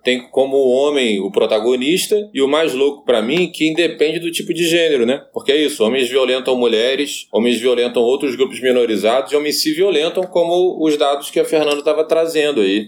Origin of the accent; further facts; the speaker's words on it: Niterói, Rio de Janeiro, Brazil; eu sou de Niterói, né? A cidade vizinha do Rio.